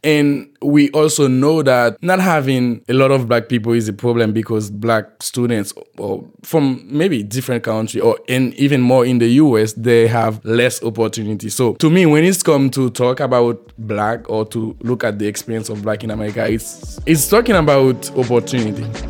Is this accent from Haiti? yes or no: yes; Haiti; moved away as an adult; now in Fayetteville, United States; I am from Haiti. I've been living in Fayetteville, Arkansas for a year now.